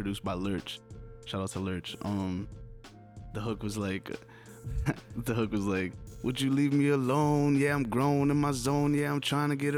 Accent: Poinciana, Florida, United States; now in Springfield, United States; was born in Springfield, then I lived in Florida for about 12 years

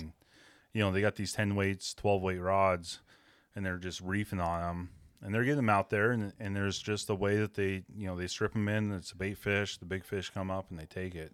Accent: Western Washington, United States; I grew up in Western Washington

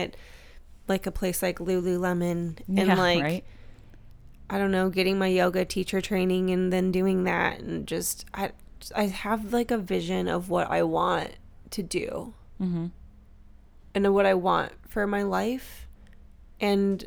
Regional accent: Midwest, United States; accent: Midwestern; moved away; my Midwestern accent

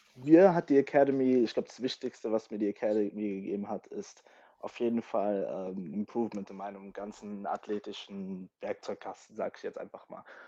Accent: Germany; first language English; also born or lived in London, United Kingdom; ich bin hier geboren und habe auch den größten Teil meines Lebens auch hier in Deutschland verbracht

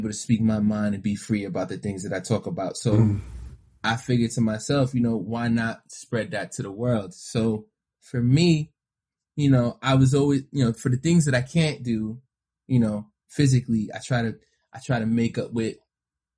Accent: New York City, New York, United States; I grew up in New York City

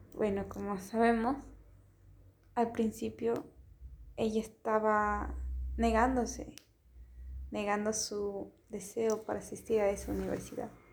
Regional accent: Ecuador; moved away as an adult; also born or lived in Germany; now in Spain; Yo soy de Ecuador

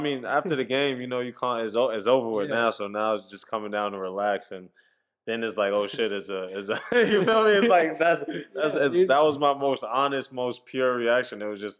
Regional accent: Queens, New York, United States; I'm from Queens, so St. John's is no more than 20 minutes from my house, you know.

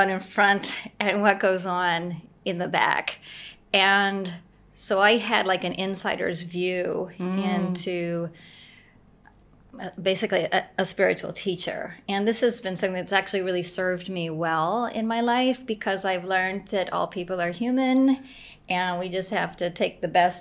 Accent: Arkansas, United States; I grew up in Arkansas, in the South, in America.

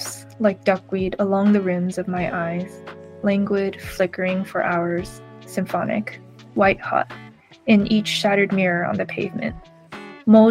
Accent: South Bay, California, United States; also born or lived in Washington State / Hangzhou, China / United Kingdom / Taiwan; now in Berkeley, United States; South Bay. So I grew up in California

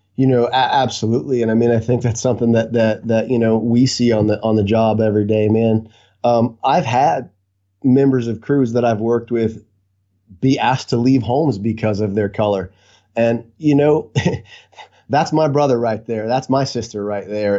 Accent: Lakeland, Florida, United States; now in Vero Beach, United States; I was uh, born and raised in Lakeland, Florida. Uh, been been a Floridian my entire life

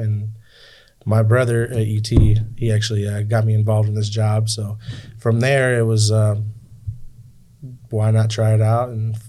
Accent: Seminole, Oklahoma, United States; from Seminole.

